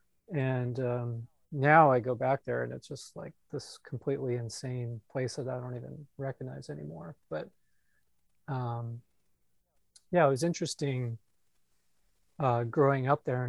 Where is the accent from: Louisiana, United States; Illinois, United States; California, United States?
California, United States; San Jose; also born or lived in Iowa City, Iowa / Mountain View, California; now in Washington DC, United States; I grew up in the San Jose area